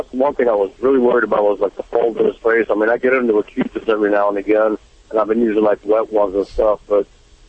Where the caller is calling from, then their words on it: Lake Park, Georgia, United States; Well, right now I'm in Lake Park, Georgia. Yes, sir. I'm a truck driver